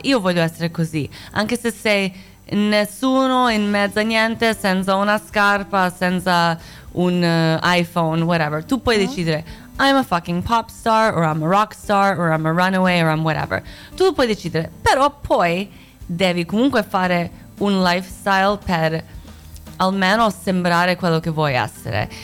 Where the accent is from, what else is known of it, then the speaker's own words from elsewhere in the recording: United States; Italian is a second language; moved away as an adult; also born or lived in near Zagreb, Croatia / Italy; now in Milan, Italy; sono nata a Croazia, a... Ah. Eh, non Zagabria, vicino a Zagabria, eh, sì, uh, sì, ah bravo, eh. un posto che tipo non esiste, un posto, un buco del culo, ma eh, con la famiglia siamo andati in America quando c'era la guerra sono cresciuta lì